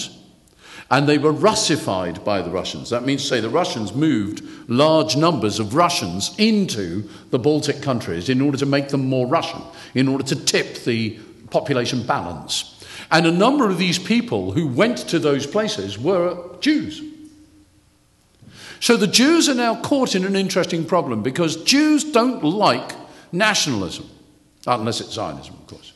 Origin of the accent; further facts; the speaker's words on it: United Kingdom; I know I'm British